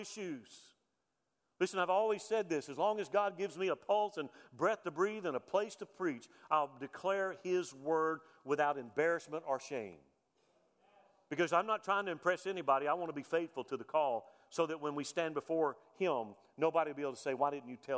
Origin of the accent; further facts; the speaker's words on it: United States; as a veteran, as an American